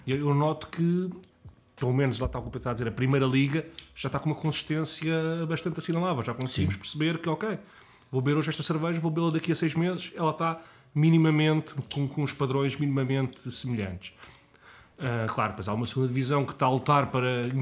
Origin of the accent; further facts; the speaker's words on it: Lisbon, Portugal; Eu sou de Lisboa